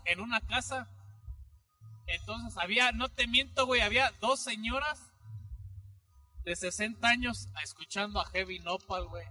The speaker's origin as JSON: {"language": "Spanish", "area": "near Zinapécuaro", "region": "Michoacán", "country": "Mexico", "said": "hay un municipio cercano a donde nosotros somos, que es Sinapecuar"}